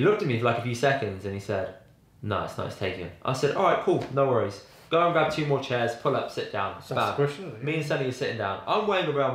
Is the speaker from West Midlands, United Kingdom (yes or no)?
yes; West Bromwich, West Midlands, United Kingdom; I was born and raised in West Brom